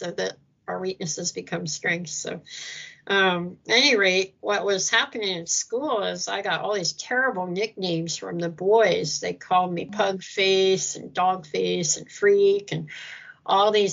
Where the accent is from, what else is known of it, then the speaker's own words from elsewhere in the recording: Philadelphia, Pennsylvania, United States; moved away as an adult; also born or lived in China / Philippines / Hong Kong / Hawaii; I'm from Philadelphia